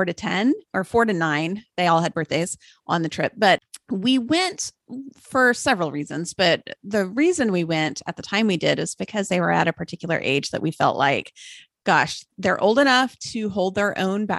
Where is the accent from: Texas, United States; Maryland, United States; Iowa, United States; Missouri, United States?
Texas, United States; Austin; I'm just north of Austin, which is where I grew up. That was my hometown